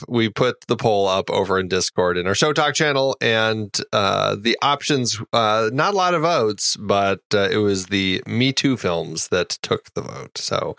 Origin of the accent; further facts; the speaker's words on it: Colorado, United States; I'm from Colorado